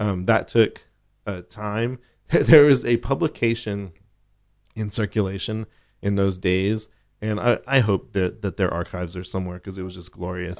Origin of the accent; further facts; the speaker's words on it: Austin, Texas, United States; I grew up in Oak Hill